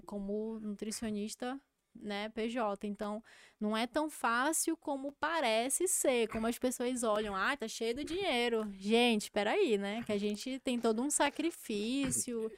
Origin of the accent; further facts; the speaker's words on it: Amazonas, Brazil; Eu não tenho vergonha de ser amazonense